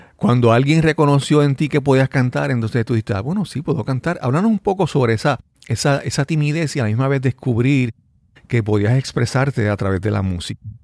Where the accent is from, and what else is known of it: Puerto Rico